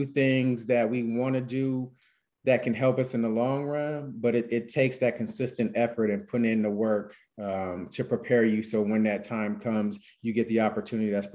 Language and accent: English; California, United States; moved away as an adult; also born or lived in Texas; I'm from California